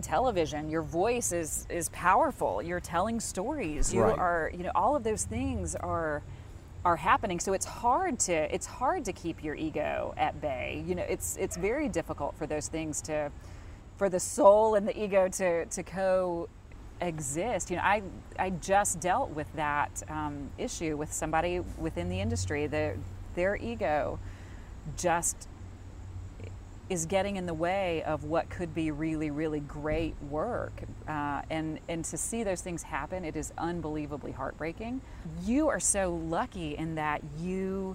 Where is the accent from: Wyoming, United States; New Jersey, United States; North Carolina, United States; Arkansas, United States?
North Carolina, United States; Charlotte; an anchor in my hometown